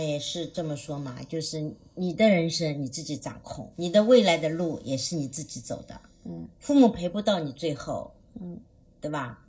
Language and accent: Chinese; China; 我们中国人